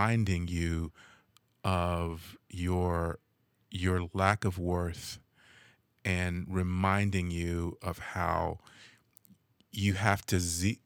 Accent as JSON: {"language": "English", "town": "Los Angeles", "region": "California", "country": "United States", "tie": "born or raised there", "said": "I grew up in Los Angeles, in the area of LA they call South Central"}